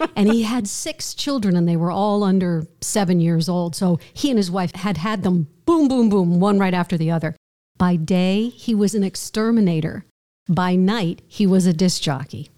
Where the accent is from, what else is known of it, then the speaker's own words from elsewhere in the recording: outside of New York City, United States; I grew up outside of New York City